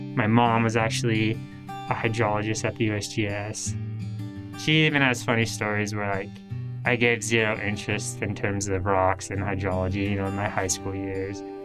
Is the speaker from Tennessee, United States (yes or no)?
no; Salt Lake City, Utah, United States; moved away; I'm originally from the Salt Lake City area in Utah